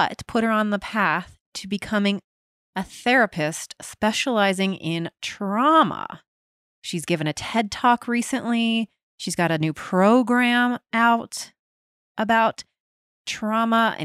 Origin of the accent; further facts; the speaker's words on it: Cincinnati, Ohio, United States; I grew up in Cincinnati, Ohio